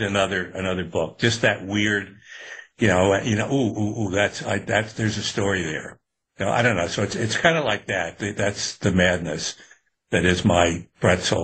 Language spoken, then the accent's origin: English; Newburgh, New York, United States; I'd done it even as a kid when I was growing up in Newburgh and upstate